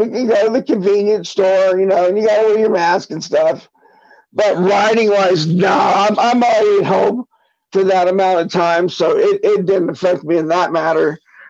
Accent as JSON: {"language": "English", "town": "Rockport", "region": "Texas", "country": "United States", "tie": "born or raised there", "moved": "yes", "lives_now": "Colorado, United States", "said": "I grew up in South Texas in a town called Rockport, just outside Corpus Christi."}